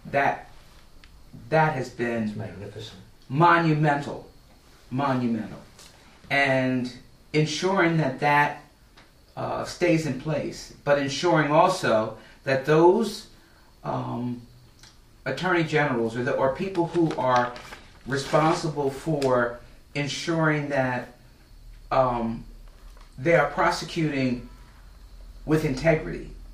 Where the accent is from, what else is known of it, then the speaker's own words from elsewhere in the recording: Atlantic County, New Jersey, United States; I've lived in Atlantic County almost all of my life. I was born here.